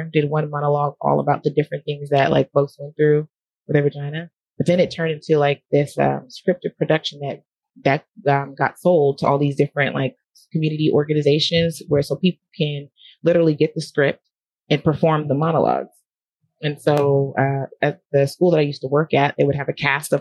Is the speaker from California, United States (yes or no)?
yes; Southern California, United States; now in Sacramento, United States; I'm in Sacramento. I grew up in Southern California, and I'm in Sacramento right now.